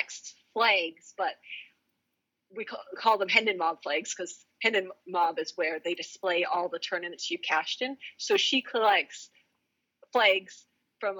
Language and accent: English; Canada; first language English; as a Canadian